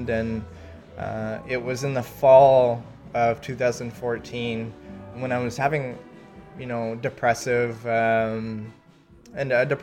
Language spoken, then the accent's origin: English; Milton, Ontario, Canada; represented such an amazing country mm-hmm. and my hometown of Milton